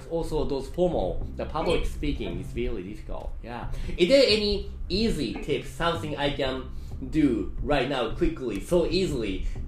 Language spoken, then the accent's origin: English; Melbourne, Victoria, Australia; first language English; now in Hong Kong; Originally from Melbourne in Australia.